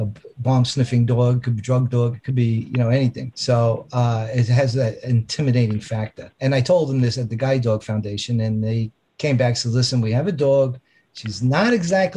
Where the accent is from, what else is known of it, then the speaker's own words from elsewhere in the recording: New York City, New York, United States; also born or lived in Long Island, New York; I was born in the Bronx, and we moved out to Long Island when I was 13 years old